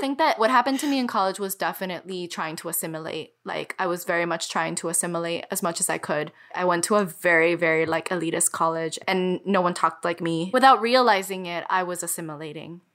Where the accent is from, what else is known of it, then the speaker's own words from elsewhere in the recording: Miami, Florida, United States; moved away as an adult; Nothing quite feels like home as this city does. It's a kind of oppressive home for me, or kind of it always felt that way a home that I wanted to get away from